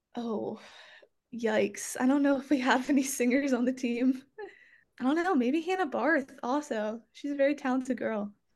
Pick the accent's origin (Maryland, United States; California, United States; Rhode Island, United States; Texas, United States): Maryland, United States; growing up in Maryland, I guess like it was kind of a thing where you just like had to play lacrosse.